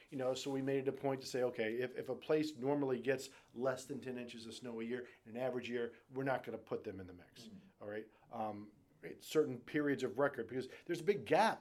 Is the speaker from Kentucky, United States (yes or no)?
no; Richmond, Virginia, United States; moved away; also born or lived in South Jersey; I'm a Southern boy. I'm from Richmond, Virginia.